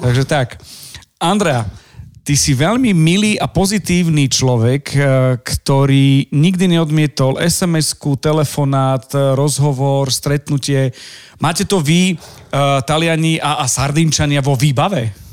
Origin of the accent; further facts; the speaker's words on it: Michalovce, Košice Region, Slovakia; accent: eastern Slovak; ja som z Michaloviec